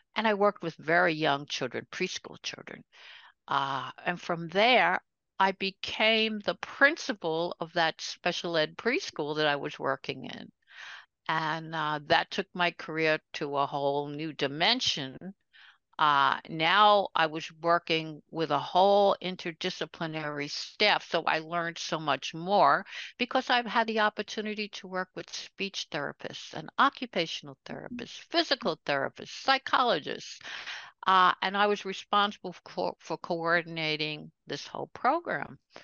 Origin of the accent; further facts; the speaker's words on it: New York City, New York, United States; also born or lived in Brooklyn, New York; I was born in Brooklyn, New York. but grew up right over the border in Queens, New York